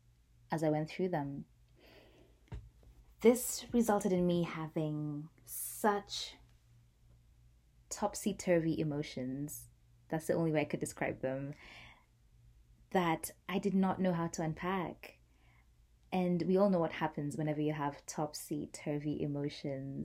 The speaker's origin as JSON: {"language": "English", "region": "Nairobi", "country": "Kenya", "tie": "born or raised there", "said": "I grew up in Nairobi, Kenya, at that time"}